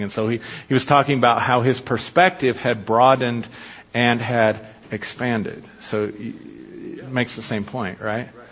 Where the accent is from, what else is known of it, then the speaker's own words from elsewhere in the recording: United States; I'm an American. It's all I've ever been